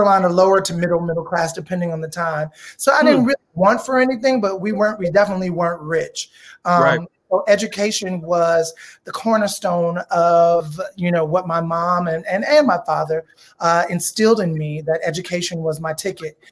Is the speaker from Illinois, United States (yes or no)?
yes; Chicago, Illinois, United States; born or raised there; accent: slight Southern drawl; moved away as an adult